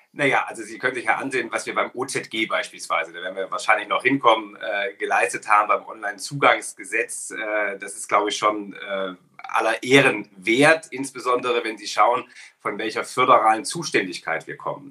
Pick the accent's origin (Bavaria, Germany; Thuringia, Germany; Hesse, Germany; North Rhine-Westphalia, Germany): Thuringia, Germany; Ilmenau; Heimatstadt in Ilmenau, eine kleine Stadt in Thüringen